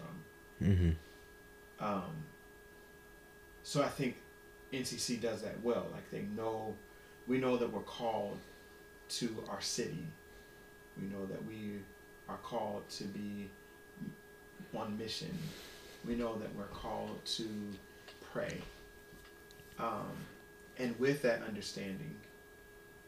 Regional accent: Ohio, United States; now in Washington, D.C., United States; I'm from Ohio

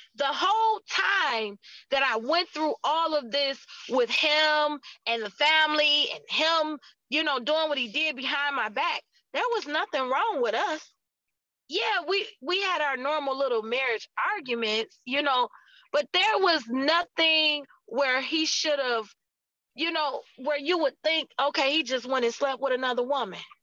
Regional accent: United States; I'm American

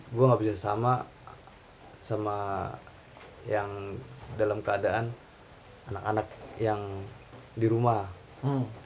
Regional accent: Bogor, West Java, Indonesia; also born or lived in Malang; Di profil gue tadi gue udah bilang kalau gue tuh lahir di Bogor bang. Otomatis ya gue kecil di Bogor.

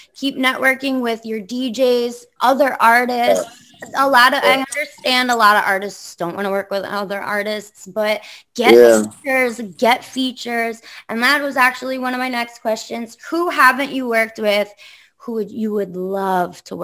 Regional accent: Long Island, New York, United States; I'm from Long Island, but, like, I don't belong on Long Island.

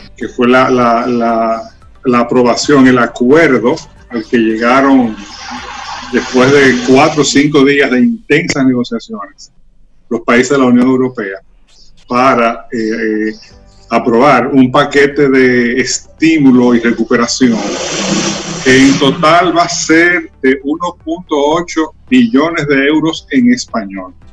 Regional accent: Dominican Republic

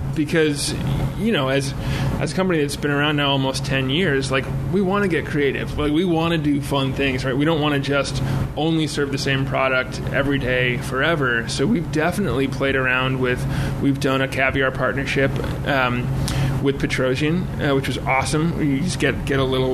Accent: Connecticut, United States; now in New York City, United States; Where I grew up in Connecticut

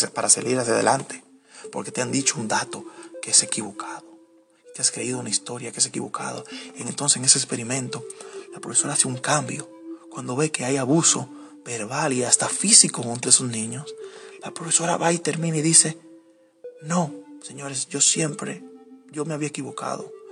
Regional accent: Dominican Republic; nosotros como dominicanos

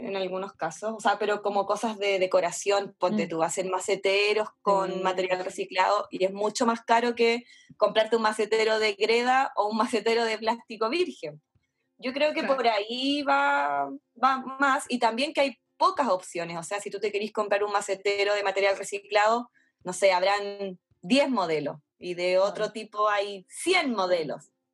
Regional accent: Santiago, Santiago Metropolitan Region, Chile; somos súper santiaguinas

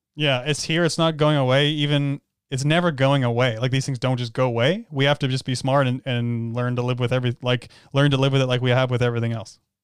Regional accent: Canada; we're from Canada

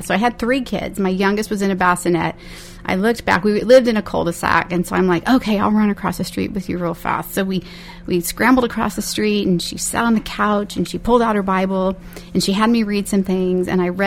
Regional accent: Bakersfield, California, United States; I was born and raised here in Bakersfield

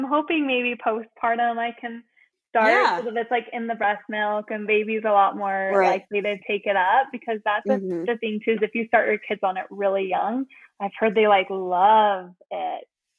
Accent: Salt Lake City, Utah, United States; I'm on the suburbs of Salt Lake City. Yeah, in Utah.

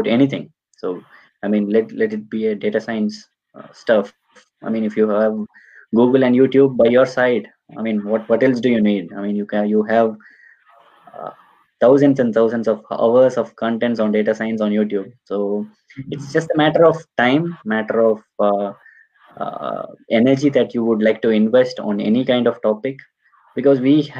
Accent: Tamil Nadu, India; now in Munich, Germany; I'm from Tamil Nadu, so we have a small community here in Munich.

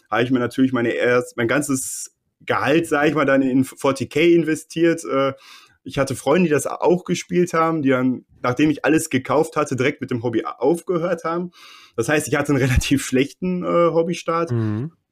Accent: Bochum, North Rhine-Westphalia, Germany; born there; now in Herne, Germany; ich muss leider zugeben, ich bin äh, gebürtiger Bochumer. Ich wohne jetzt äh, nur in Herne, weil die, die Mieten

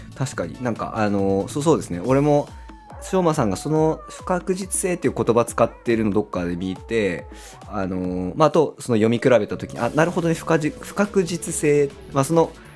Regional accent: Kasuga, Fukuoka, Japan; 出身が春日なんで

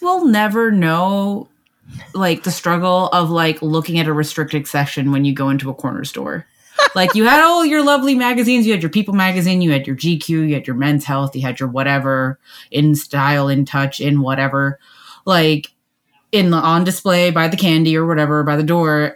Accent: Canada; I'm Canadian

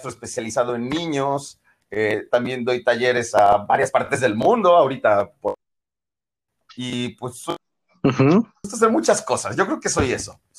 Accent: Mexico City, Mexico; De la Ciudad de México, Chilango.

